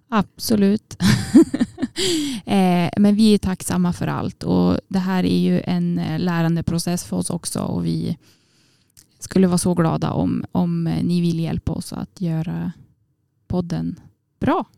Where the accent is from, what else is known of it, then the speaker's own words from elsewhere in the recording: Jämtland, Sweden; moved away as an adult; now in Umeå, Sweden; år från eh, Åredalen, Jämtland